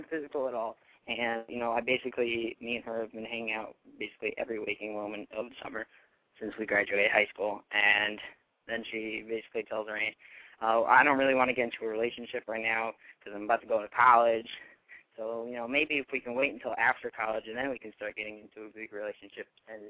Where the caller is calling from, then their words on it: Connecticut, United States; Hi. I'm from Connecticut, and I'm 18, and I have relationship problems that hasn't even started.